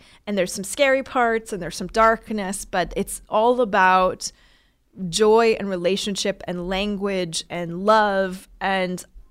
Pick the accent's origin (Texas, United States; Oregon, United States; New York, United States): Oregon, United States; I grew up in Oregon near the Oregon Shakespeare Festival